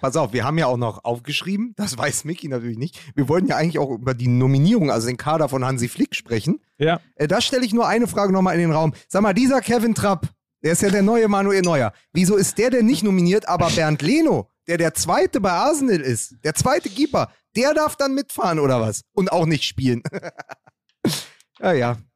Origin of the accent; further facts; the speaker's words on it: Berlin, Germany; in Spandau äh, hörst du da, wo ich herkomme